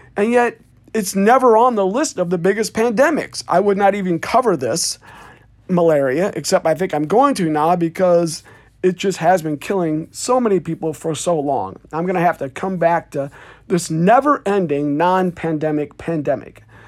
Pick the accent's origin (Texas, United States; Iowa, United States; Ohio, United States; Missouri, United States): Iowa, United States; Davenport; my hometown newspaper, Davenport, Iowa